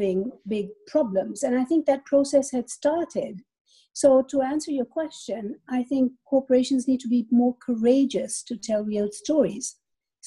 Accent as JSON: {"language": "English", "country": "Pakistan", "tie": "born or raised there", "moved": "yes", "said": "I grew up in Pakistan. My dad is Indian. My mother is German."}